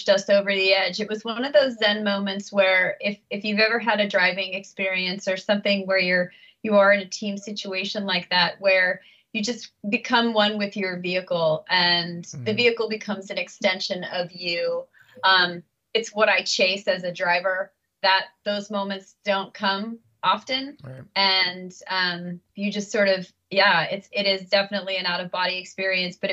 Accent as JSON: {"language": "English", "country": "United States", "said": "to be from the U.S."}